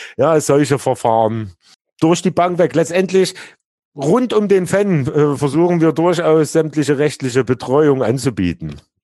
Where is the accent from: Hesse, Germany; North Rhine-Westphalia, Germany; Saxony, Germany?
Saxony, Germany; Leipzig; ich komme ja ursprünglich aus Plagwitz, so relativ nah dann äh, äh, zu Leutsch